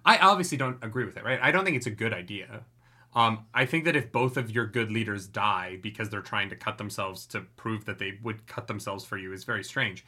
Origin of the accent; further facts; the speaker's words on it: Canada; I'm so Canadian